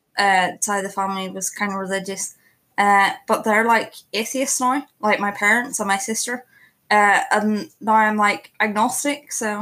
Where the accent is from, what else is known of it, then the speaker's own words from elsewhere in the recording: Northern Ireland, United Kingdom; I'm from Northern Ireland